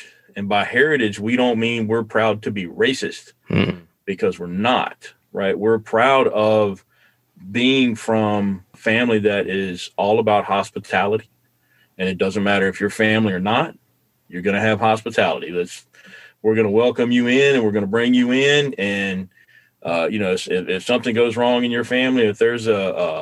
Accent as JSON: {"language": "English", "region": "the South", "country": "United States", "tie": "born or raised there", "moved": "yes", "said": "growing up in the South"}